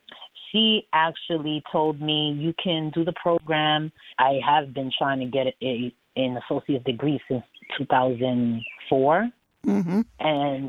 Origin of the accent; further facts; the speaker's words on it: New York City, New York, United States; moved away as an adult; now in Holyoke, United States; I moved to Massachusetts about 5 years ago while I got used to living in a new state because I am originally from Brooklyn, New York.